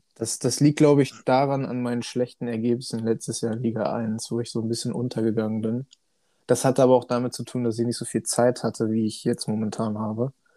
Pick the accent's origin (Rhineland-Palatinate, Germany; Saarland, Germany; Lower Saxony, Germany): Lower Saxony, Germany; Hanover; komme oh. aus dem wunderschönen Hannover